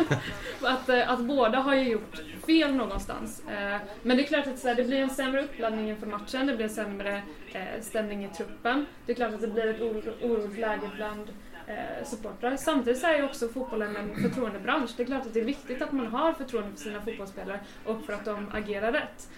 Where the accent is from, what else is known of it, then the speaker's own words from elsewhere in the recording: Gothenburg, Västra Götaland, Sweden; där jag uppväxt i, i Masthugget